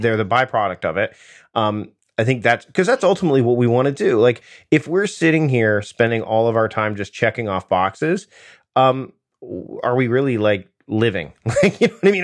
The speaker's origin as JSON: {"language": "English", "region": "Southern Ontario near Toronto", "country": "Canada", "tie": "born or raised there", "said": "I grew up in Southern Ontario near Toronto"}